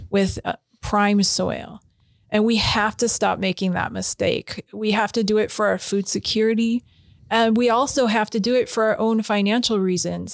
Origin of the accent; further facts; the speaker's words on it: Spokane, Washington, United States; I grew up in Hilliard. My grandpa was in Deer Park